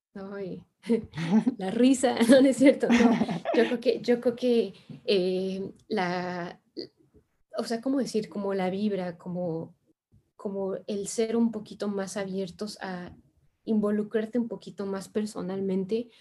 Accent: Mexico; moved away as an adult; also born or lived in France; now in China; yo soy de México

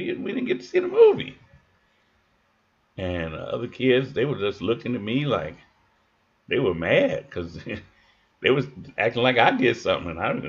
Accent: Chicago, Illinois, United States; also born or lived in Kentucky; I was born and raised in Chicago

